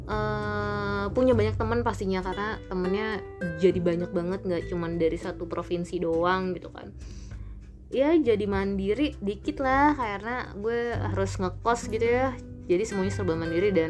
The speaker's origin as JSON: {"language": "Indonesian", "town": "North Jakarta", "region": "Jakarta", "country": "Indonesia", "said": "ya gue hijrah ke Depok gitu kan dan basically mental gue hancur gara-gara ya gue dari Jakarta Utara gitu kan"}